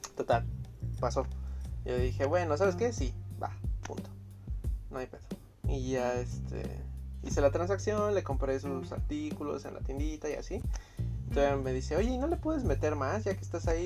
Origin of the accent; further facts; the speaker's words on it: Tultepec, State of Mexico, Mexico; yo soy de Tultepec, ¿no? La capital de la pirotecnia